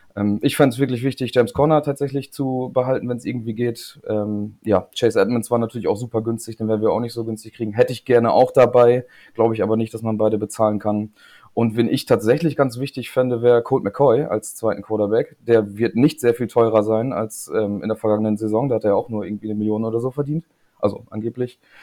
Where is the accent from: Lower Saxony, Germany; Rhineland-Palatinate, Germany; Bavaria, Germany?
Lower Saxony, Germany; Lingen; moved away as an adult; also born or lived in East Frisia; now in Leer, Germany; ich wohne jetzt in Ostfriesland, aber bin kein gebürtiger Ostfriese, sondern komme eigentlich äh, aus Lingen